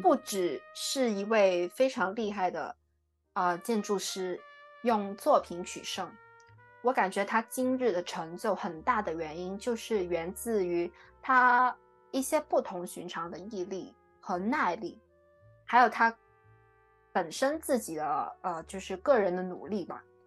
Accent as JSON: {"language": "Chinese", "region": "Guangdong", "country": "China", "tie": "born or raised there", "also_born_or_lived": "Australia", "moved": "as an adult", "said": "我们是土生土长的广东女孩"}